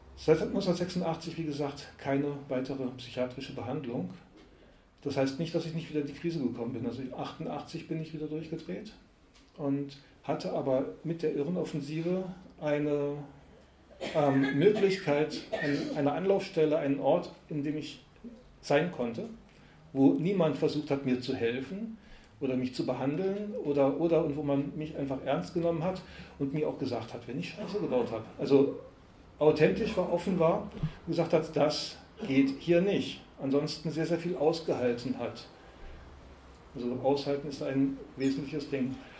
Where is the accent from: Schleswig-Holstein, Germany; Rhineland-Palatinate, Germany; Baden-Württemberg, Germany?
Baden-Württemberg, Germany; Karlsruhe; Also ich wurde 1964 eben als